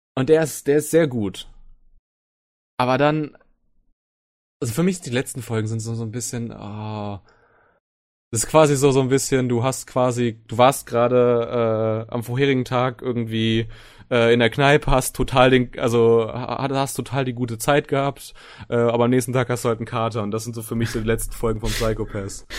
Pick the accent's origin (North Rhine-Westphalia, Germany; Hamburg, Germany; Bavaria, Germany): North Rhine-Westphalia, Germany; Soest; now in Düsseldorf, Germany; Komme gebürtig aus Soest